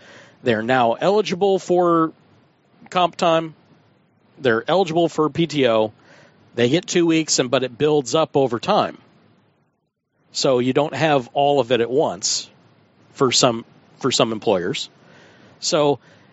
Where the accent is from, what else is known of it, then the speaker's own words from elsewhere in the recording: United States; I'm an American